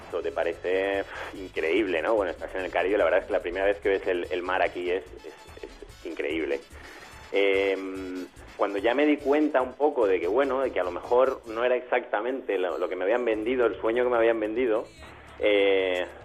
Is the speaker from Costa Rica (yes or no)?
no; Spain; moved away as an adult; Bueno, en mi caso, eh, yo me fui de España, realmente es en el 2013, yo llevo aquí tres años y medio.